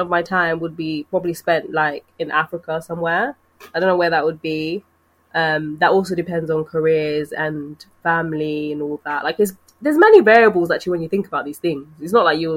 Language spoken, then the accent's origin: English; United Kingdom; we've been brought up here